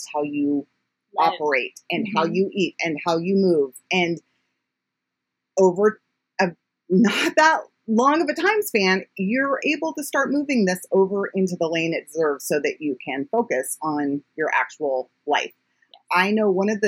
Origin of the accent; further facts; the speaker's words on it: United States; as an American